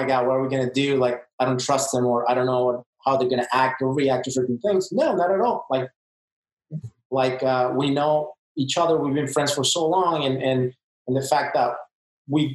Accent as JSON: {"language": "English", "region": "Mexico City", "country": "Mexico", "tie": "born or raised there", "moved": "yes", "lives_now": "Las Vegas, United States", "said": "this is how we make it in my hometown"}